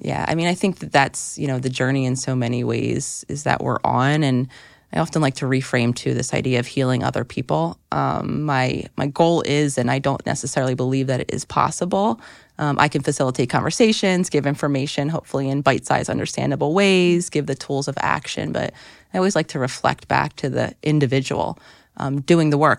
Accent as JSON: {"language": "English", "town": "Philadelphia", "region": "Pennsylvania", "country": "United States", "tie": "born or raised there", "moved": "yes", "said": "being in Philadelphia, which was my hometown where I thought I wanted to live, for the foreseeable future"}